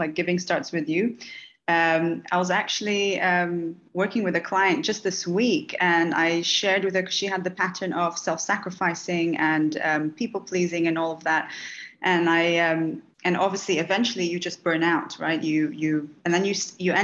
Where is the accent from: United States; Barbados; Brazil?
Brazil; Bahia; moved away; So I'm from Bahia